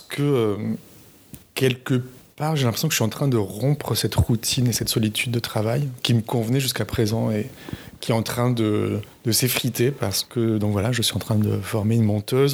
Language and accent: French; southern France, France; je viens du sud de la France je sais qu'on fait certaines fautes, euh, certaines fautes culturelles en fait euh, dans la région où je viens, que mes parents faisaient